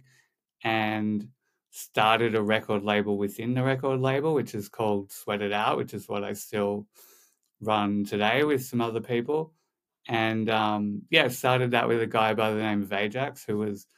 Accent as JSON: {"language": "English", "town": "Sydney", "region": "New South Wales", "country": "Australia", "tie": "born or raised there", "moved": "as an adult", "lives_now": "Malibu, United States", "said": "I was born in Sydney, had a pretty normal upbringing, in the eastern suburbs of Sydney."}